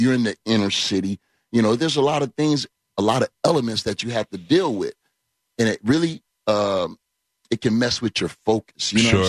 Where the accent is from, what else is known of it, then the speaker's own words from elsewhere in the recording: Orlando, Florida, United States; Oh, born and raised in Orlando, Florida.